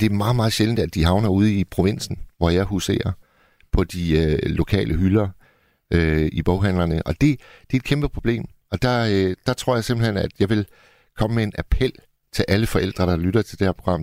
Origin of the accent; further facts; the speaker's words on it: Hirtshals, North Denmark Region, Denmark; min hjemby, Hirtshals